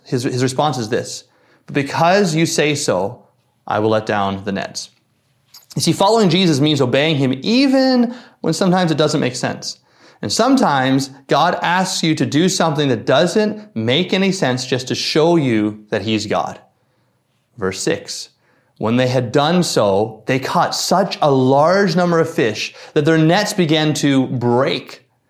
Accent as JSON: {"language": "English", "region": "Newfoundland and Labrador", "country": "Canada", "tie": "born or raised there", "said": "I grew up fishing in Newfoundland"}